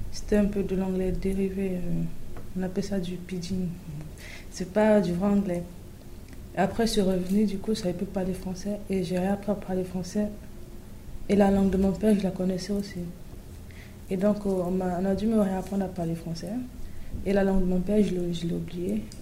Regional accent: North, Cameroon; also born or lived in Douala; Je suis née au Cameroun, à Douala. Et euh, quand j'étais petite, j'ai oublié la langue française. Parce que dans... J'avais un an, je pense. Je suis allée vivre au nord.

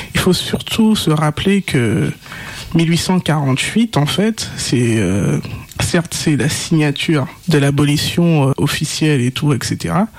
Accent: Guadeloupe; mon île de naissance

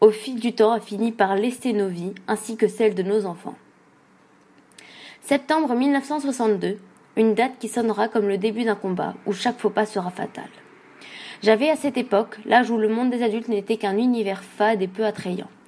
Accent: Algeria; now in France; mais à une certaine époque, tout le monde m'appelait … Je suis un Algérien fils de Harki, je vis en France depuis l'indépendance de mon pays et j'ai aujourd'hui 60 ans.

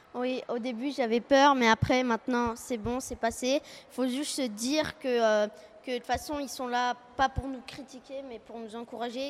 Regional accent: France; now in Jakarta, Indonesia; Je viens de France et euh, j'habite à Jakarta, en Indonésie

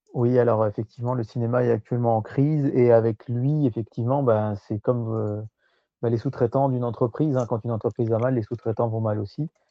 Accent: France

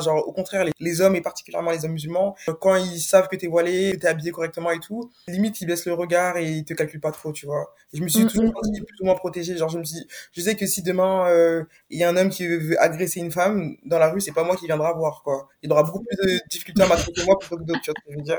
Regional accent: France; j'ai grandi en France

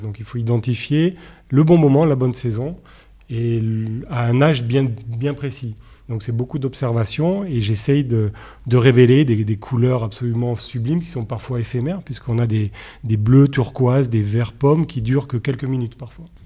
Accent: Nice, Provence-Alpes-Côte d'Azur, France; je suis niçois

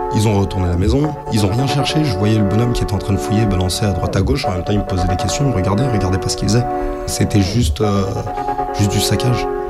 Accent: France; je suis né en France

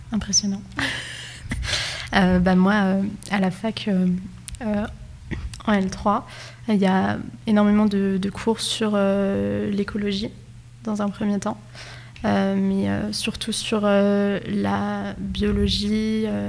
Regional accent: France; moved away as an adult; also born or lived in Nogent-le-Rotrou; moi je viens de Condé-sur-Mine, j'ai 22 ans euh, et j'ai fait toutes mes études à Nogent

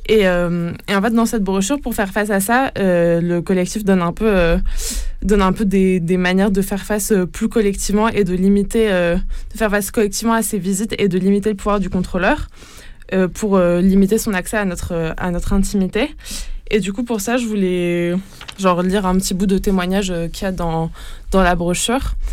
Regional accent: Italy; il finit également par lâcher que c'est parce que je suis italien qu'il est là et que ce type de contrôle est fréquent pour les étrangers communautaires.

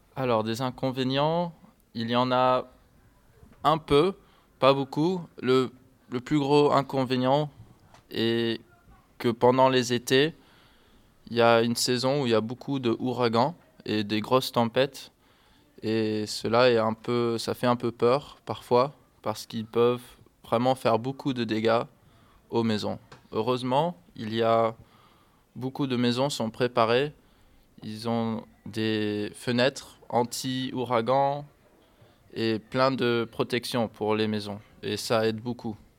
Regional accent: Miami, Florida, United States; French is a second language; moved away as an adult; now in Rochefort, France; je viens de Miami, qui est en Floride

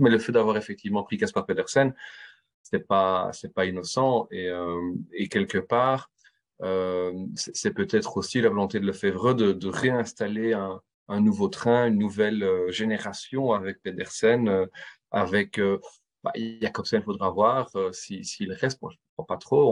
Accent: Belgium; en tant que Belge

